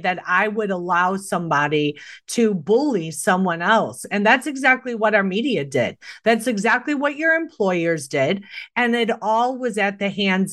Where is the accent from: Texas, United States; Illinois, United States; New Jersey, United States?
Illinois, United States; Chicago; I was born and raised in Chicago